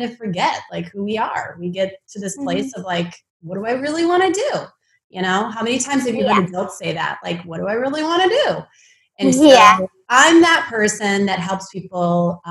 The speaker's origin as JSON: {"language": "English", "region": "Midwest", "country": "United States", "tie": "born or raised there", "said": "I grew up in the Midwest where it snowed"}